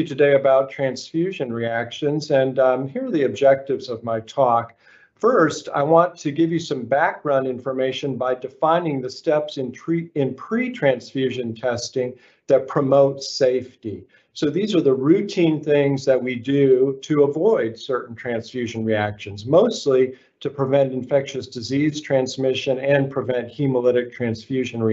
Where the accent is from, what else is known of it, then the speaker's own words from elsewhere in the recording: Arkansas, United States; moved away as an adult; also born or lived in Philadelphia, Pennsylvania / Memphis, Tennessee / Los Angeles, California; I'm from Arkansas, of all places, and that's where I went to medical school